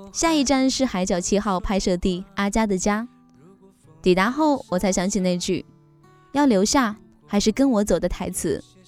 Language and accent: Chinese; China; 原来大家都是大陆人